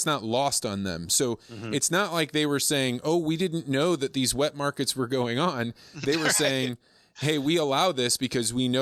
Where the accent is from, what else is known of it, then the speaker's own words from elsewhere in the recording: Eureka, Illinois, United States; I grew up in Eureka, Illinois